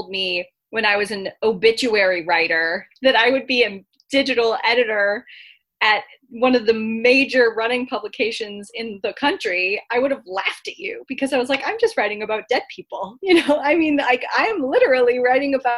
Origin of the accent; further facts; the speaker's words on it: Massachusetts, United States; my home state of Massachusetts